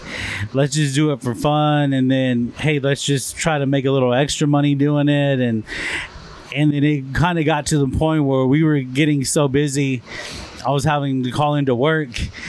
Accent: Olton, Texas, United States; I grew up here in Olton

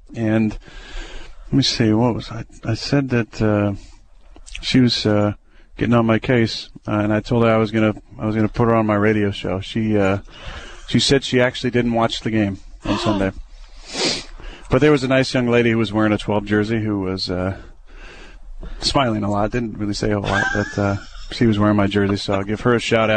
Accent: Northern California, United States; We grew up skiing on Mount Lassen in Northern California

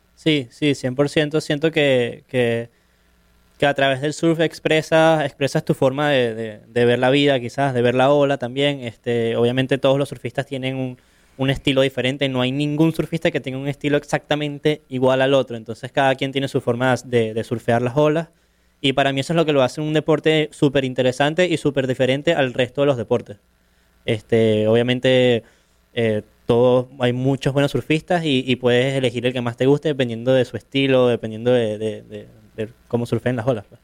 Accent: Caracas, Capital District, Venezuela; yo soy surfista profesional, soy de Caracas, de Venezuela

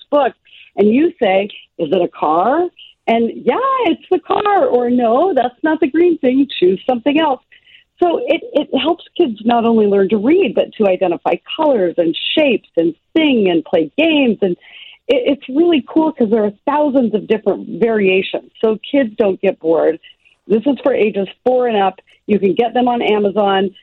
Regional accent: Kenai, Alaska, United States; I grew up in Kenai, Alaska, and I was working by around the age of 7

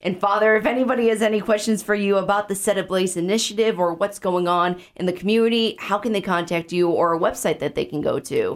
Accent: Chicago, Illinois, United States; now in Sioux Falls, United States; my hometown area of Chicago

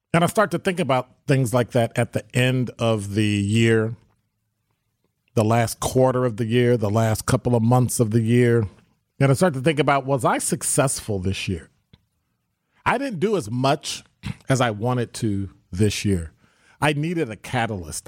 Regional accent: Chicago, Illinois, United States; now in Milwaukee, United States; when I grew up in Chicago, you know, when I grew up in Chicago, I wanna live in Pill Hill

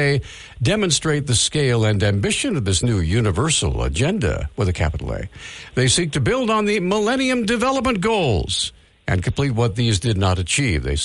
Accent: United States; born and raised in the United States

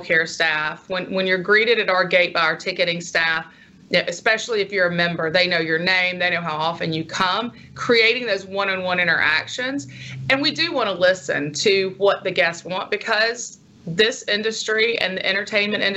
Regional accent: Union Church, Mississippi, United States; moved away; my hometown of Union Church, which is about 3 miles, 3 hours north of here

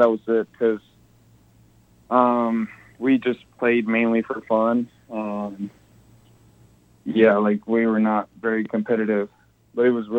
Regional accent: Ciudad Juarez, Chihuahua, Mexico; also born or lived in El Paso, Texas; I'm very, very much from El Paso as I am from Juarez

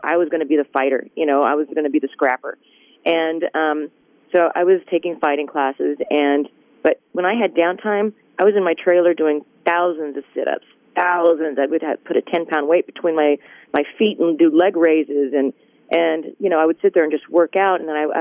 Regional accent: Tulsa, Oklahoma, United States; moved away as an adult; also born or lived in Amarillo, Texas; We moved from Amarillo to Tulsa when I was 5. So my dad could build a church there. And we stayed

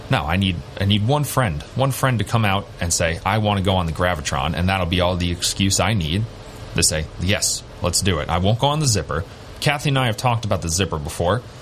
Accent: Bayville, New York, United States; now in Binghamton, United States; in my hometown of Bayville, New York.

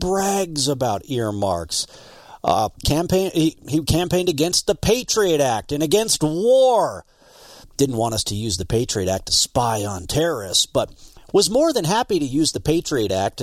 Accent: Montana, United States; I'm from Montana.

